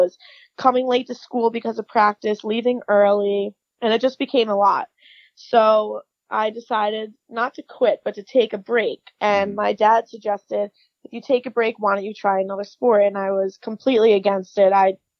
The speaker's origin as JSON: {"language": "English", "town": "Long Island", "region": "New York", "country": "United States", "tie": "born or raised there", "said": "So I am from Long Island, New York."}